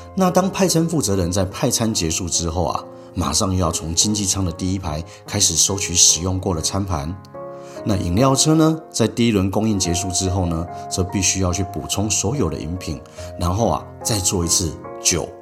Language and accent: Chinese; Sanchong, New Taipei, Taiwan; 我是在三重长大的